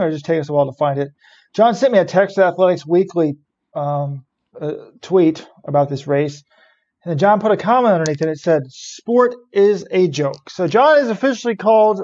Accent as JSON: {"language": "English", "country": "United States", "said": "I'm one of the people in this country that still wakes up every day and I think, thank God I'm an American"}